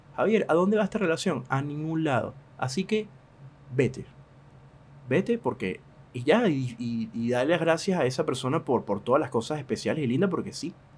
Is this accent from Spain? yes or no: no; Venezuela; now in Argentina; yo que siendo venezolano